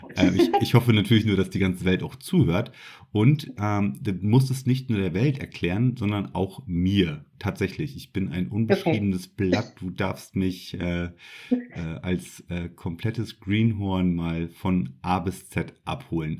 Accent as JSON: {"language": "German", "country": "Germany", "said": "hier bei uns in Deutschland"}